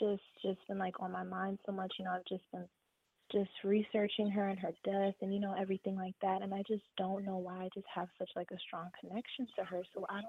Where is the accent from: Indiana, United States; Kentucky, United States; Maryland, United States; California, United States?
Maryland, United States; Baltimore; now in Dallastown, United States; Yeah, so I'm from Baltimore.